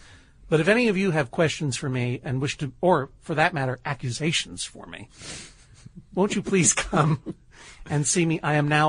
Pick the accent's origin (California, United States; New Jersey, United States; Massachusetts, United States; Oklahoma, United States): Massachusetts, United States; Brookline; moved away; my hometown of Brookline, Massachusetts.